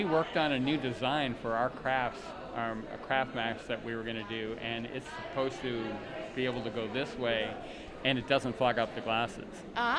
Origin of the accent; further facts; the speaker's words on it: Camp Pendleton, California, United States; I was born on Camp Pendleton Marine Base.